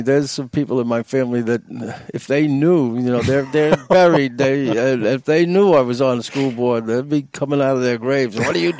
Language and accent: English; Long Island, New York, United States; moved away as an adult; we came from Long Island in New York